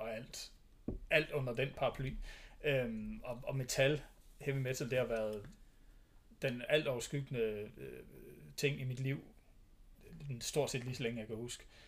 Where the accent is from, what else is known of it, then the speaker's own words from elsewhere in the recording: Thy, North Denmark Region, Denmark; jeg er opvokset i Thy